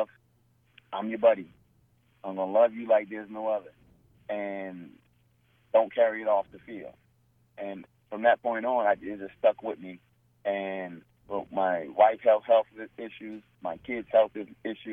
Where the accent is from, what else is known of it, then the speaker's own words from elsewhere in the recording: New Jersey, United States; at a young age, growing up in New Jersey